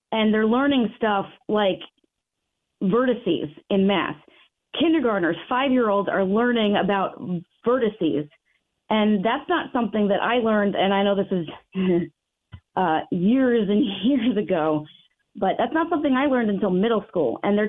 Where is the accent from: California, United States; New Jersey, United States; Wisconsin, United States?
New Jersey, United States; It was my first year of teaching, but I came from New Jersey and their education system.